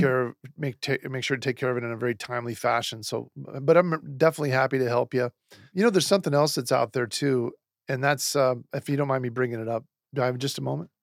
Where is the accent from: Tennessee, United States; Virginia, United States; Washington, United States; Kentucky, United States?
Washington, United States; Seattle; moved away; I'm from Seattle, Washington originally.